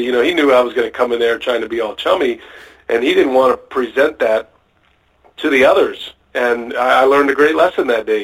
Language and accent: English; Austin, Texas, United States; moved away as an adult; now in Wisconsin, United States; I grew up in Austin, Texas